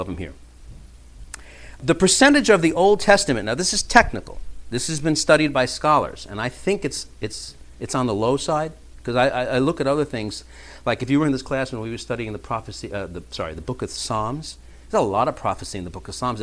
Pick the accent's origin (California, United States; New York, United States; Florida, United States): New York, United States; New York City; growing up in New York City in the 70s